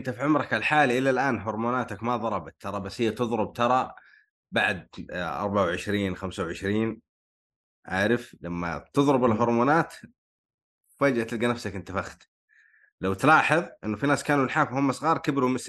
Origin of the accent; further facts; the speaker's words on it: New York, United States; born there; ولدت في ضواحي نيويورك